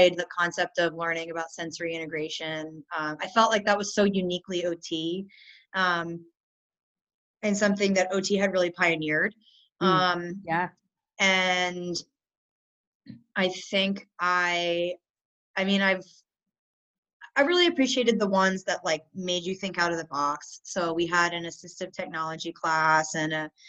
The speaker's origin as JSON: {"language": "English", "town": "Newark", "region": "Delaware", "country": "United States", "tie": "born or raised there", "moved": "as an adult", "said": "I grew up in Newark, Delaware, which is where the University of Delaware was"}